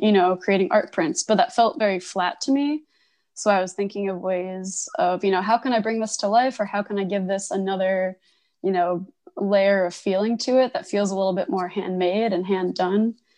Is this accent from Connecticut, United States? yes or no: yes; Connecticut, United States; moved away as an adult; also born or lived in Providence, Rhode Island / Boston; now in Portland, United States; I grew up in Connecticut